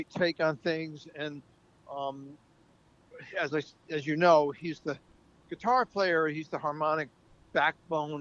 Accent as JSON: {"language": "English", "town": "New York City", "region": "New York", "country": "United States", "said": "as a New Yorker"}